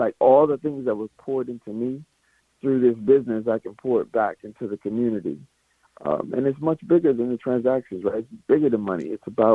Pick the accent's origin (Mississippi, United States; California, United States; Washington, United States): Mississippi, United States; I'm from Mississippi